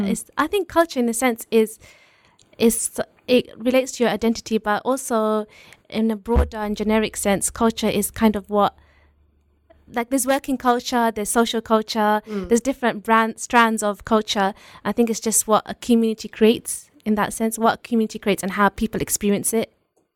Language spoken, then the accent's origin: English; United Kingdom; And then being British, you know, just the small British things about, like, talking about the weather